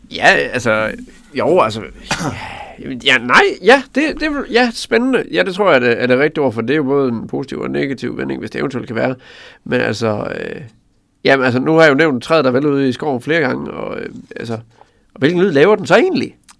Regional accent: Tinglev, Southern Jutland, Southern Denmark, Denmark; born or raised there

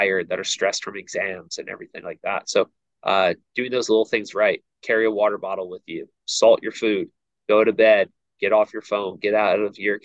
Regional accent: outside of New York City, United States; now in Virginia, United States; I grew up outside of New York City

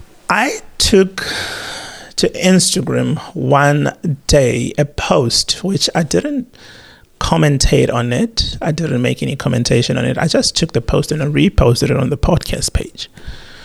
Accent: South Africa; now in Australia; being a South African, having grandparents who actually suffered under the apartheid regime

